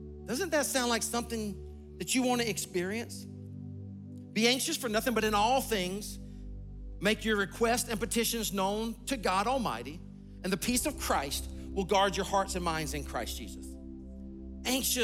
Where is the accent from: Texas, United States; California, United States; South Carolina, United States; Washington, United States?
South Carolina, United States; Sumter; I grew up in a small town, Sumter, South Carolina